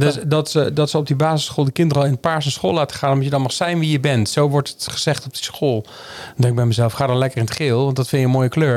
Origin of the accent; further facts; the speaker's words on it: North Brabant, Netherlands; moved away; also born or lived in Amsterdam; ik kom uit Brabant